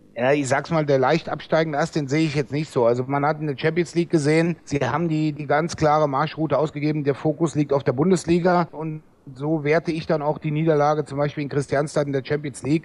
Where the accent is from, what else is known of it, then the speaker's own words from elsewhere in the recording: near Trier, Rhineland-Palatinate, Germany; ich bin ja aus der Nähe von Trier